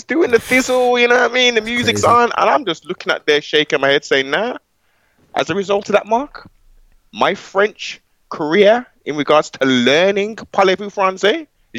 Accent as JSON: {"language": "English", "town": "Birmingham", "region": "West Midlands", "country": "United Kingdom", "tie": "born or raised there", "said": "young black males growing up in Brom."}